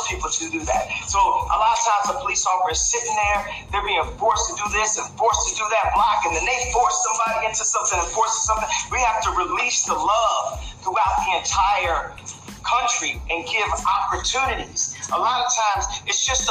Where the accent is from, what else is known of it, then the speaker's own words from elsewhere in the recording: Chicago, Illinois, United States; my hometown of Chicago